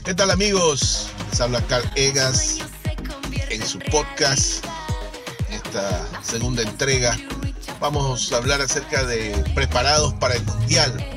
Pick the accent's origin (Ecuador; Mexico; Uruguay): Ecuador; yo soy de Ecuador